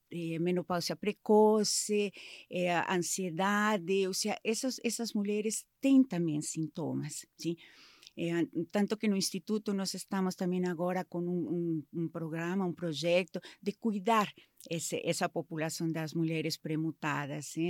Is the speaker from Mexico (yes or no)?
yes; Mexico; Portuguese is a second language; moved away as an adult; now in Brazil; Sou mexicana, sou, sou mãe da Anaí do Rafael já faz 20, quase 25 anos que moro aqui no Brasil